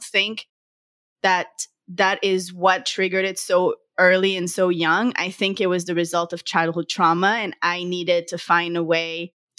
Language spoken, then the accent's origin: English; Montreal, Quebec, Canada; I'm from Montreal, Canada.